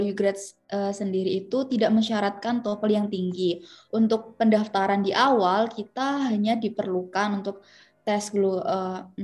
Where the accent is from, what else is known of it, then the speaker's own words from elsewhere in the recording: Semarang, Central Java, Indonesia; Jadi aku asalnya dari Semarang, asal kampus dari Universitas PGRI Semarang